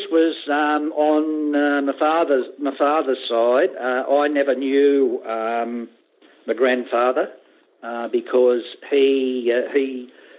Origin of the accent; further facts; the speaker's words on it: Sydney, New South Wales, Australia; Yeah, in Sydney.